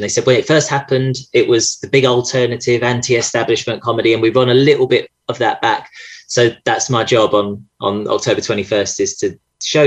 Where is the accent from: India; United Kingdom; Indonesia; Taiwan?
United Kingdom; Essex, East of England; I'm from Essex.